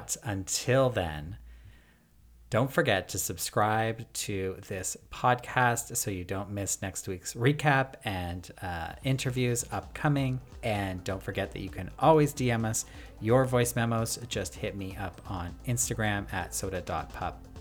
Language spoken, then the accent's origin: English; Toronto, Ontario, Canada; I'm from Toronto.